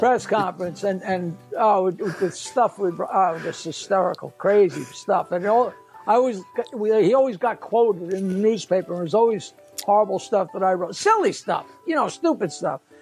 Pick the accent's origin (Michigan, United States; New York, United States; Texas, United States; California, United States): New York, United States; I'm, I'm a New Yorker and I go fast